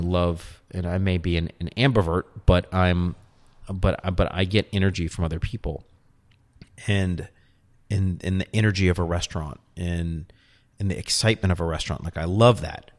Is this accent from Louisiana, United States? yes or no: yes; New Orleans, Louisiana, United States; accent: New Orleans; moved away; also born or lived in Austin; it's my New Orleans accent